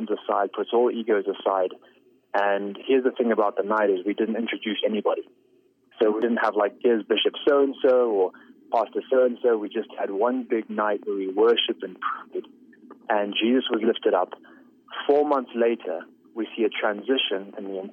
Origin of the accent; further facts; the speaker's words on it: Zimbabwe; I was born in Zimbabwe, raised in Zimbabwe